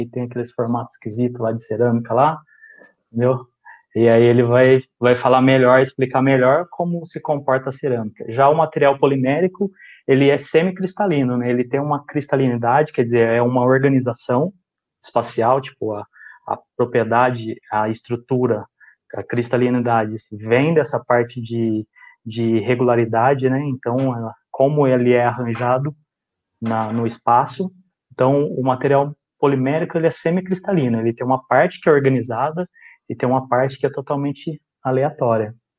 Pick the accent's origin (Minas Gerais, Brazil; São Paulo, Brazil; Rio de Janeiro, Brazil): São Paulo, Brazil; Casa Branca; moved away as an adult; now in Santo André, Brazil